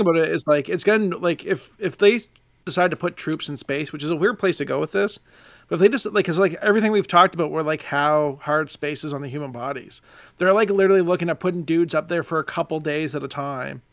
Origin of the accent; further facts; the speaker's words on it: Nova Scotia, Canada; now in Ontario, Canada; I, I, live in Ontario now, but we're all from Nova Scotia